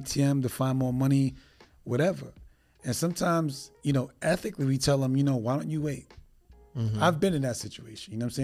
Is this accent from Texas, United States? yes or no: no; New York City, New York, United States; moved away; I'm originally from New York City